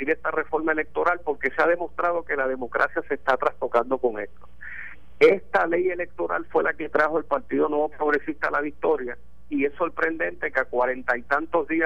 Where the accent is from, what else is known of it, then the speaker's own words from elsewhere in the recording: Mayagüez, Puerto Rico; soy yo. Pues estamos ya a su disposición aquí en Mayagüez.